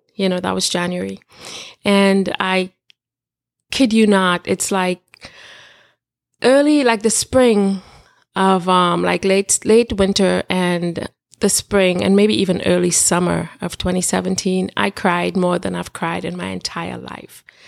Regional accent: Trinidad & Tobago; growing up in Trinidad, I'm from Trinidad and Tobago

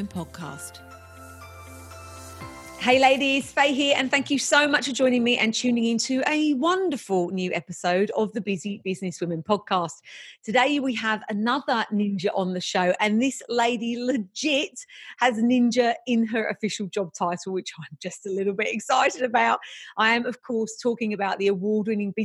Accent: England, United Kingdom; I'm English too.

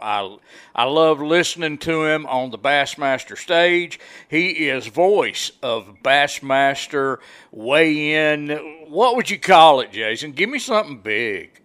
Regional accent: Wildwood, Georgia, United States; also born or lived in Trenton, Georgia; I grew up in Wildwood, just right down the right down the road

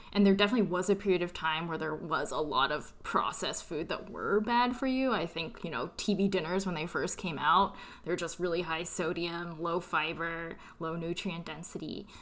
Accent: California, United States; moved away as an adult; also born or lived in New York; I'm originally from California, and I moved to New York for grad school

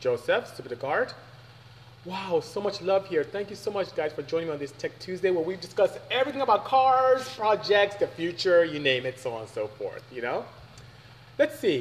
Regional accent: Nigeria; now in United States; I am Nigerian from West Africa

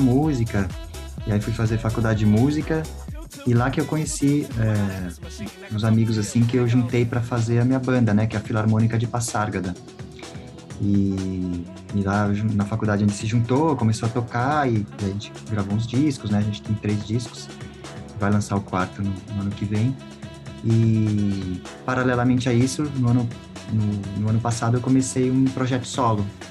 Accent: São Paulo, Brazil; eu sou músico aqui de São Paulo

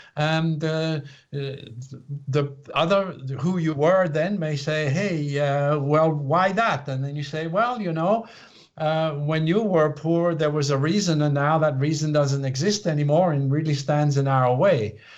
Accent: Switzerland; moved away as an adult; now in United States; I was born in Switzerland to a family that was very uh, left brain, linear, logical

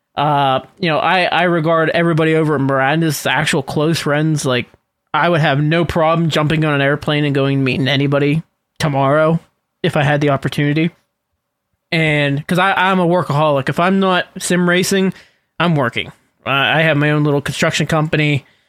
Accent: Western Pennsylvania, United States; also born or lived in Latrobe, Pennsylvania; I'm from Western Pennsylvania

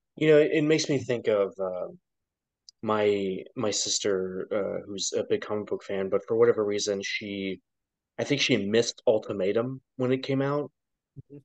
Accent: Ohio, United States; I was born in Ohio

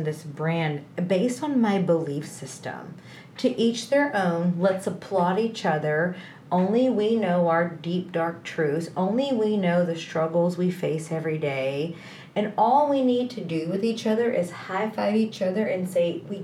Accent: Texas, United States; I'm from Texas. I live in the North Dallas area

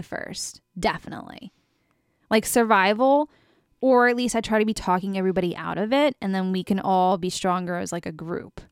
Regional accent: United States; a woman growing up in America

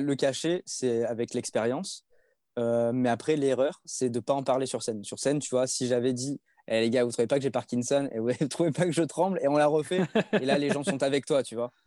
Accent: Provence-Alpes-Côte d'Azur, France; je suis de la Côte d'Azur

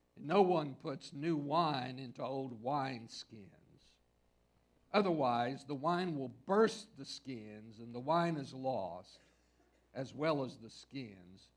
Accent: West Texas, United States; I grew up in West Texas

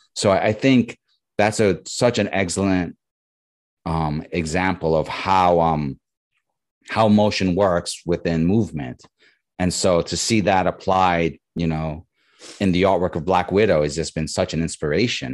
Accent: New York, United States; now in Bay Area, United States; I grew up in New York

